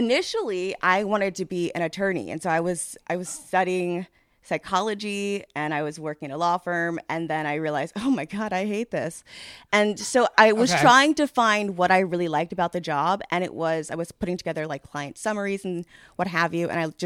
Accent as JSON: {"language": "English", "area": "Montgomery County", "region": "Maryland", "country": "United States", "tie": "born or raised there", "also_born_or_lived": "Atlanta, Georgia", "lives_now": "Baltimore, United States", "said": "I grew up in Maryland"}